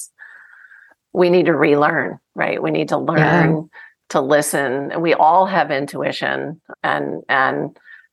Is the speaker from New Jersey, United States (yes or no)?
yes; New Jersey, United States; I'm from New Jersey, the best tomatoes anywhere